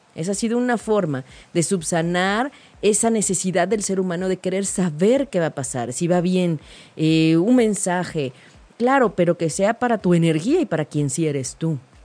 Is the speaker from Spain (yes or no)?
no; Mexico; como mexicanos